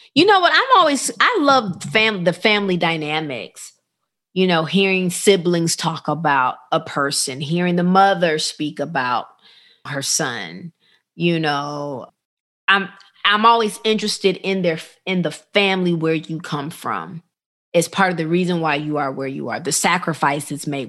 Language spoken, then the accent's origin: English; Rockford, Illinois, United States; I grew up in a small town called Rockford, Illinois